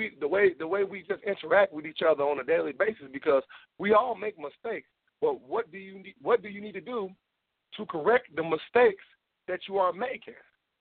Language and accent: English; Memphis, Tennessee, United States; now in Illinois, United States; I'm a guy from Memphis, Tennessee. With a rich Southern background, but I've been staying in Illinois majority of my life